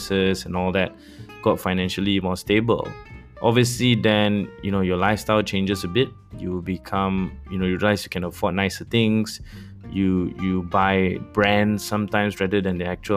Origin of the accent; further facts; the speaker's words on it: Kuala Lumpur, Malaysia; I grew up in Bandar Sri Damansara, a place very close to Kepong where I went to school